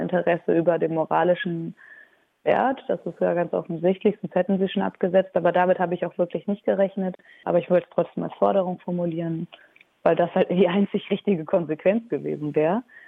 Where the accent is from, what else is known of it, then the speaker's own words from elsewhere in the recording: Aachen, North Rhine-Westphalia, Germany; Ich bin selber auch gebürtige Aachenerin und kenne dieses Theater auch schon aus der Grundschule